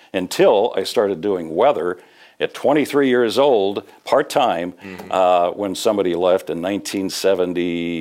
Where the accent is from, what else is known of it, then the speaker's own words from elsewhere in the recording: Morris, Illinois, United States; moved away as an adult; also born or lived in Fort Worth, Texas / Peoria, Illinois; that's my hometown, and I spent the first 19 years there